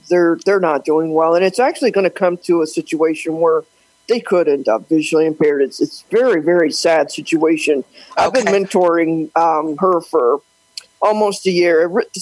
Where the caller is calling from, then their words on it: St. Louis, Missouri, United States; from St. Louis, Missouri.